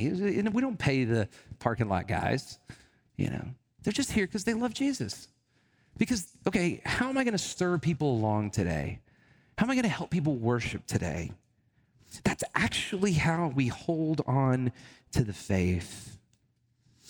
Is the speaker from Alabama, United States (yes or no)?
yes; Alabama, United States; I grew up in a very, you know, kind of traditional setting in Alabama. I'm from Alabama